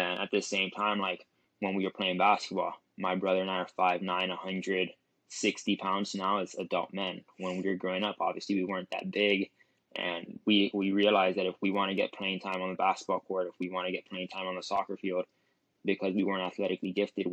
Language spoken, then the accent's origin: English; Miami, Florida, United States; I was born and raised in Miami, Florida, to an immigrant family